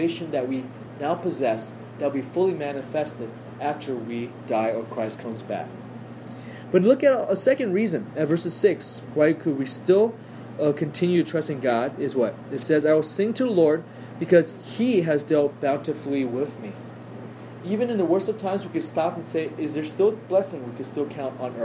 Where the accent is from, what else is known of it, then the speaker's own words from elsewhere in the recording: United States; I am so spoiled as an American.